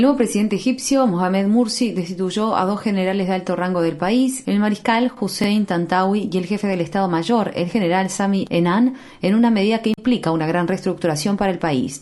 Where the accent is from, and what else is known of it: Ecuador